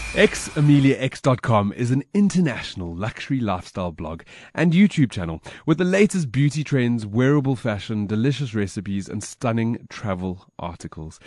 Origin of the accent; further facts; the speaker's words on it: South Africa; I was born in Africa, and Africa is in me